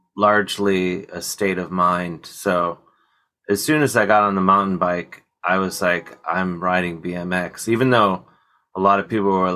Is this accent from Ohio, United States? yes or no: yes; Ohio, United States; now in New York, United States; I live in New York, but I'm from Ohio